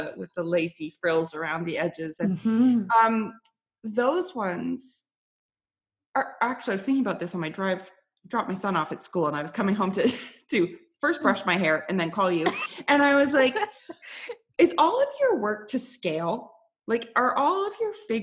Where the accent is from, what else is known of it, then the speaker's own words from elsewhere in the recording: Canada; also born or lived in Toronto / Vancouver; I'm Canadian.